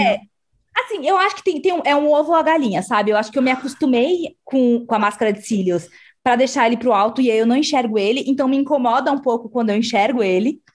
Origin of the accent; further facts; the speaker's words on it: Brazil; quando a gente falava, a gente falava Brasil